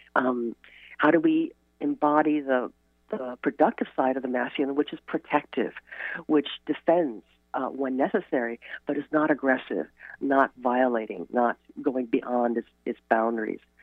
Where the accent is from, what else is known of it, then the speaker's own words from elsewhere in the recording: Chicago, Illinois, United States; now in Port Townsend, United States; I grew up in Chicago where I could not see the stars because of a light pollution.